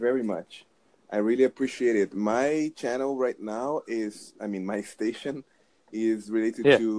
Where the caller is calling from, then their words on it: Brazil; New Jersey. I'm talking from Brazil.